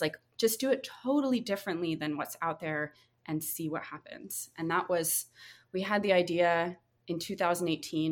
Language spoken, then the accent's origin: English; North Carolina, United States; moved away; where I grew up in North Carolina